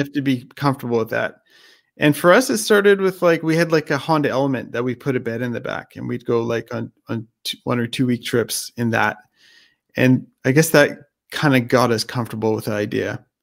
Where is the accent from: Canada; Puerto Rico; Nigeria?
Canada; I was born in Canada